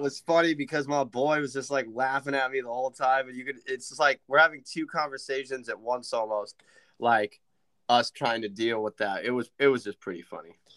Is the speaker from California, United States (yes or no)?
yes; Point Arena, California, United States; I grew up in Point Arena